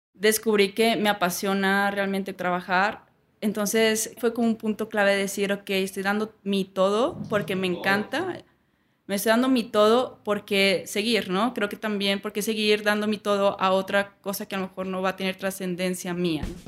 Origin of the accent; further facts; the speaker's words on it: Saltillo, Coahuila, Mexico; moved away as an adult; also born or lived in Bogotá, Colombia / Prague, Czech Republic / London, United Kingdom; soy de Saltillo, pues aquí